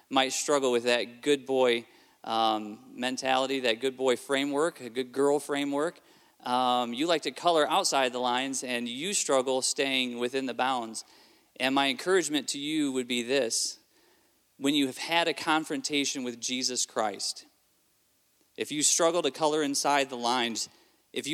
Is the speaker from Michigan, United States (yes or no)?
yes; Southfield, Michigan, United States; also born or lived in Kentucky, United States / Adelaide, South Australia, Australia; I grew up part of my life in Kentucky and the rest of my childhood in Michigan